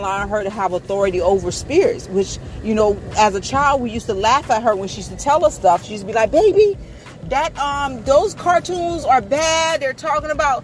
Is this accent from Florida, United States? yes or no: yes; Florida, United States; because I'm from Florida